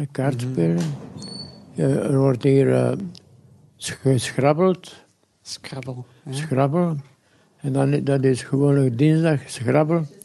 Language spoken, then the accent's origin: Dutch; Stockel, Brussels-Capital Region, Belgium; ik ben afkomstig van Stokkel.